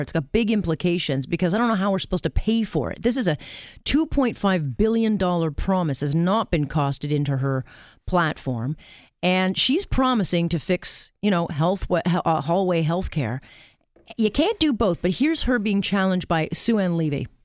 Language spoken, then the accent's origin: English; Canada; our country